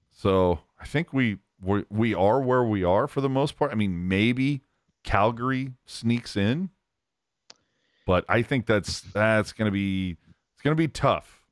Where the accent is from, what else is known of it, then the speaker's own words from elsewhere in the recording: Bay Area, California, United States; I, I grew up in the Bay Area, ugh, the Bay Area.